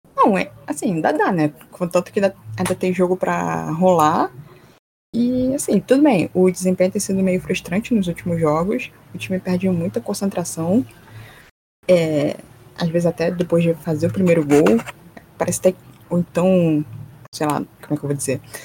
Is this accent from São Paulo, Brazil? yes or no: no; Rio de Janeiro, Brazil; Sou aqui do Rio